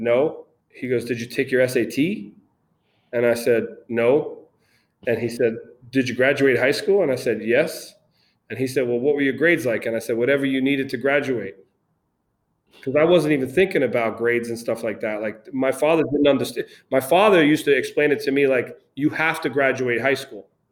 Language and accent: English; New York City, New York, United States; moved away; also born or lived in Brooklyn / Connecticut; I grew up in Queens, moved to Connecticut